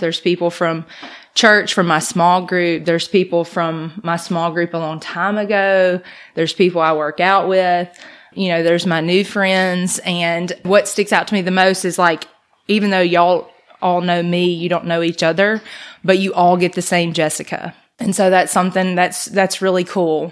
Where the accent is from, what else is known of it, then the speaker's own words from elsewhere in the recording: Brandon, Mississippi, United States; now in Oxford, United States; I'm from Brandon, by the way. So I grew up in Brandon, went to high school out there at Northwest.